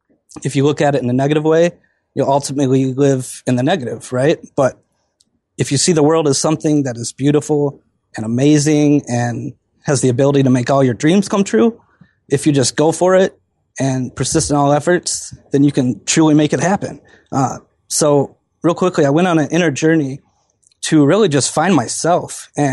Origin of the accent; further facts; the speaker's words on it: Wisconsin, United States; I grew up in Wisconsin, and our family never really had too much, which didn't really bother me.